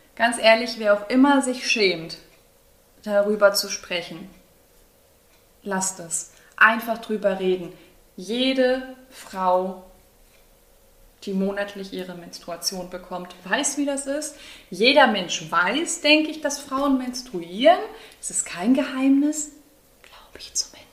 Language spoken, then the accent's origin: German; Greece; bin ja eine Griechin